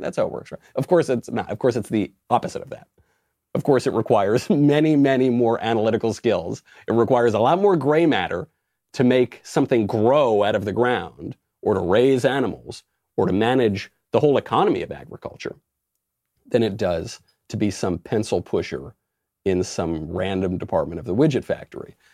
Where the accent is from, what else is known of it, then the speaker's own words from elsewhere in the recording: United States; I'm an American